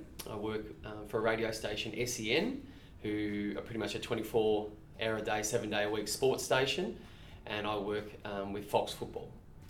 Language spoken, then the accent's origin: English; Bendigo, Victoria, Australia; also born or lived in Melbourne; So I was born in Melbourne. Mum and Dad are from Melbourne. My father is in agriculture. So I grew up in Bendigo, where I spent pretty much 17 years.